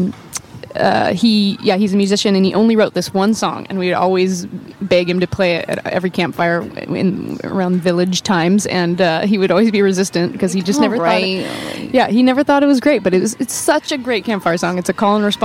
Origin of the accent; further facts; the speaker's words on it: North Idaho, United States; moved away as an adult; now in Portland, United States; we grew up in North Idaho, actually